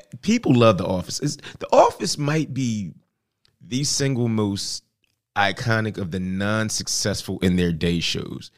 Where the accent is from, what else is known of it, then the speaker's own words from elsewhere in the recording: Pennsylvania, United States; I'm from Pennsylvania